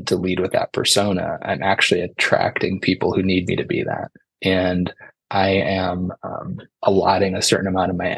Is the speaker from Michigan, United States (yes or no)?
no; Dixon, Illinois, United States; also born or lived in Chicago suburbs; I grew up in a little town called Dixon, Illinois.